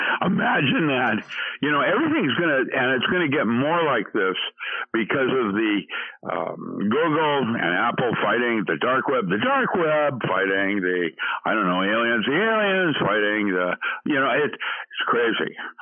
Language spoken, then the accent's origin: English; Philippines; And that's why I grew up in the Philippines and went to Buddhist missionary schools when I was four.